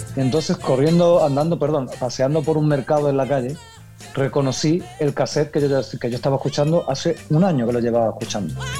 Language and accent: Spanish; Ayamonte, Andalusia, Spain; yo soy andaluz, sí, Dayamonte